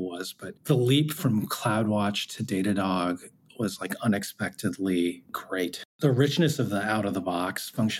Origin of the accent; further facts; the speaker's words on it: United States; I'm Korean American